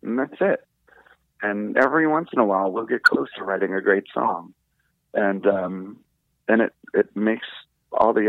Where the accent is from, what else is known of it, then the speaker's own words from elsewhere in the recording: D.C., District of Columbia, United States; Growing up outside of Washington, D.C., a little punk rock kid